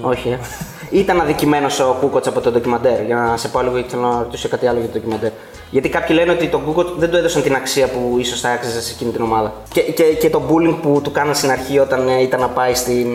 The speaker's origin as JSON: {"language": "Greek", "town": "Thessaloniki", "region": "Central Macedonia", "country": "Greece", "said": "εμεί είμαστε από Θεσσαλονίκη"}